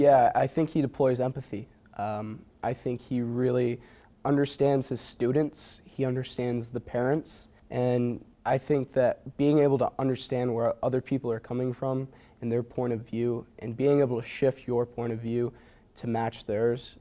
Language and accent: English; Watertown, New York, United States; moved away as an adult; also born or lived in Potsdam, New York; a lot of my hometown friends that I graduated from Watertown High